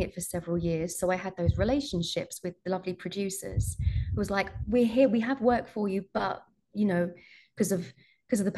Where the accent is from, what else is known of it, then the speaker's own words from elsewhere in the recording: United Kingdom; I'm British